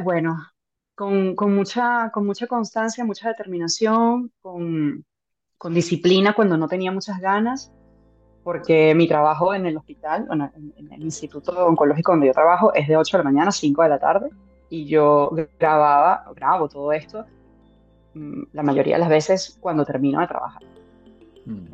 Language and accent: Spanish; Venezuela; soy venezolana, soy médico